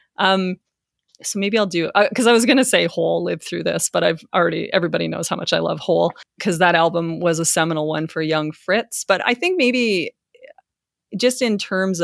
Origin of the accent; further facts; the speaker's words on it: Taber, Alberta, Canada; me growing up in Tabor, Alberta